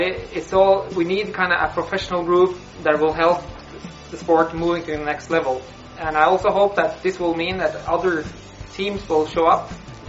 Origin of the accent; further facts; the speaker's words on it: Norway; I'm from Norway